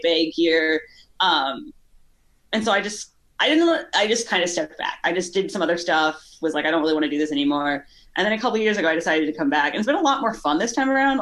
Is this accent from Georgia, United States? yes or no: no; Chicago, Illinois, United States; also born or lived in Kentucky; now in California, United States; I'm from Chicago. Well, I was born in Kentucky, grew up in Chicago